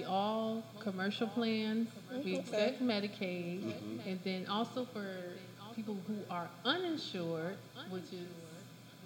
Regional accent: Miami Gardens, Florida, United States; I am from Miami Gardens

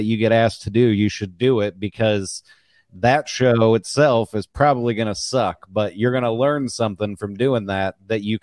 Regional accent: Missouri, United States; I'm from Missouri

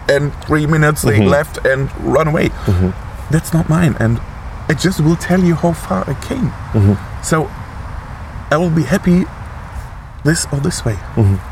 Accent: Germany; at home, Germany

